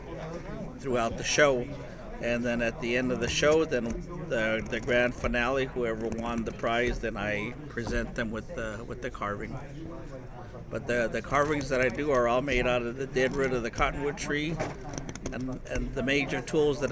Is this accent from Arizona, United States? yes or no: yes; Second Mesa, Arizona, United States; I'm from Seka Mesa. I'm a member of the Hopi tribe